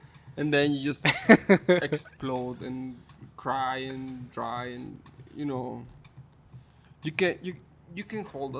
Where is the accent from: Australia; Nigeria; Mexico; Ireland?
Mexico; moved away as an adult; also born or lived in Chicago; growing up in Mexico, and I love my country, I love my Mexico